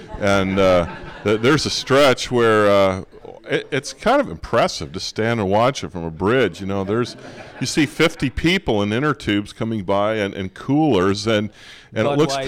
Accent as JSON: {"language": "English", "area": "near Peoria", "region": "central Illinois", "country": "United States", "tie": "born or raised there", "also_born_or_lived": "Montana", "moved": "yes", "lives_now": "Libertyville, United States", "said": "I grew up in central Illinois. I grew up near Peoria, but we spent a lot of time in the West in the summer. Wyoming, Colorado, Montana"}